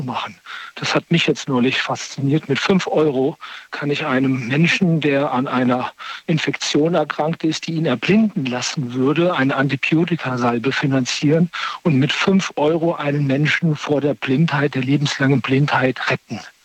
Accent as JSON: {"language": "German", "area": "Wiesbaden / Limburg area", "region": "Hesse", "country": "Germany", "tie": "born or raised there", "moved": "yes", "lives_now": "Bonn, Germany", "said": "komme aber eher aus dem Raum in Wiesbaden, äh, Limburg. Das ist irgendwie so meine Heimat"}